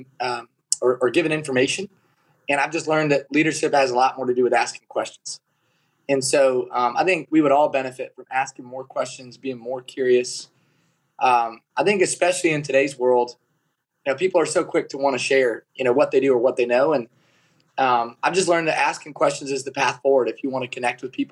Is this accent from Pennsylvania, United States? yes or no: no; Kalona, Iowa, United States; So I was raised in Kelowna, Iowa